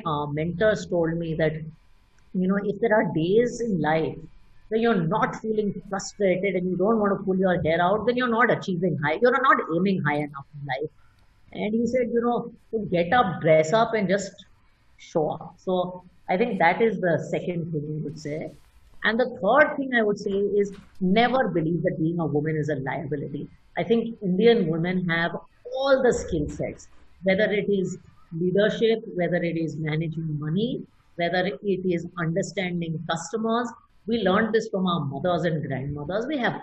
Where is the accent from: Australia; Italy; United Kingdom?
Italy; So I grew up in Italy in part, and they always said that, you know, originals always have value.